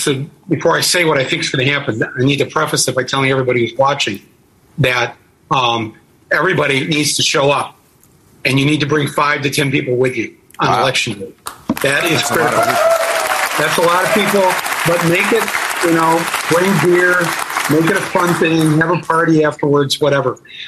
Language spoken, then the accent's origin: English; Midwest, United States; I'm from the Midwest.